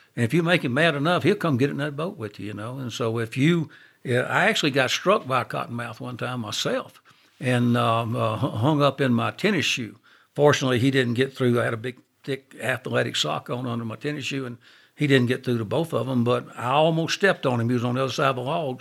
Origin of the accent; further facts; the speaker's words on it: Monroe, Louisiana, United States; I'm from Monroe